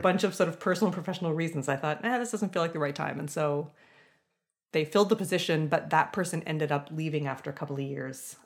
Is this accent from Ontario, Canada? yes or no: yes; London, Ontario, Canada; I grew up in London, Ontario, so sort of a medium-sized city, um, in Southern Ontario